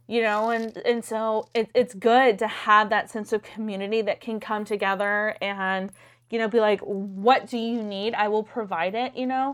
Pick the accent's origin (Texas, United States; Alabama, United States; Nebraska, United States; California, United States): Texas, United States; Gonzales; moved away; I'm from small town Texas. I'm from Gonzales